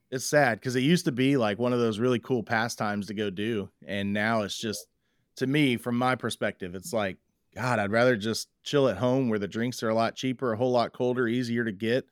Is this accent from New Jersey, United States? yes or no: no; Waller, Texas, United States; now in Tomball, United States; when I grew up in Waller